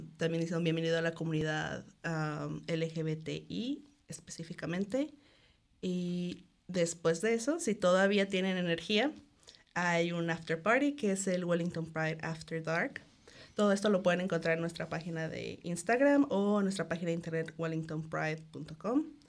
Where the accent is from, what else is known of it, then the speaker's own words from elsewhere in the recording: Cancún, Quintana Roo, Mexico; moved away as an adult; also born or lived in Guadalajara, Mexico; now in New Zealand; soy de Cancún, aunque estudié en Guadalajara y viví ahí por cuatro años